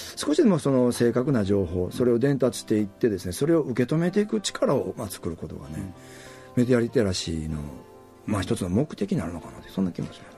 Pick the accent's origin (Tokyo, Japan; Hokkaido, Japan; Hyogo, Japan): Hyogo, Japan; Kobe; moved away as an adult; now in Okinawa, Japan; 神戸とか関西の出身なんで、ものすごくこの中身のこういう密の濃いラジオ文化で育った